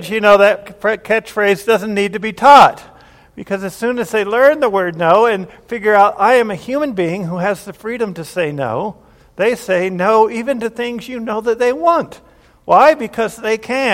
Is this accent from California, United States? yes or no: no; Grand Junction, Colorado, United States; I was born here in Colorado Springs, and then sometime before I turned two or something, we moved to Grand Junction, Colorado, and lived there for 9 to 10 years